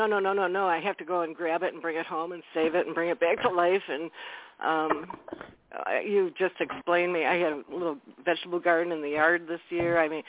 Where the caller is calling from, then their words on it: Wisconsin, United States; also born or lived in Chicago; Hi, this is … from Wisconsin.